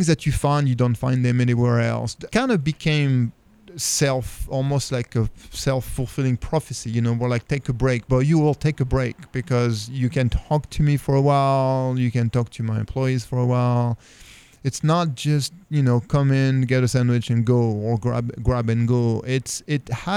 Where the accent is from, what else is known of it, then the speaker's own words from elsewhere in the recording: France; moved away as an adult; now in Raleigh, United States; even though I'm French, I'm also American. I became American last year